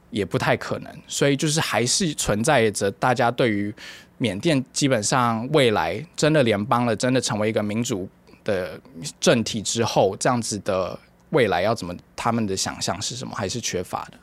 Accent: Taiwan; also born or lived in Myanmar; 作为一个台湾人

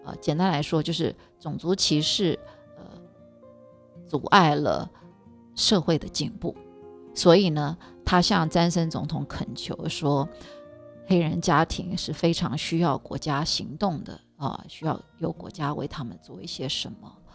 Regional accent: Taiwan; now in New York, United States; 我不是美国人。 ，我是道地的台湾人

